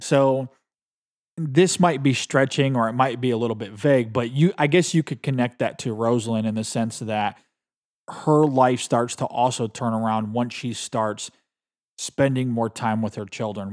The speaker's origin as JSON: {"language": "English", "region": "Michigan", "country": "United States", "said": "I'm from Michigan"}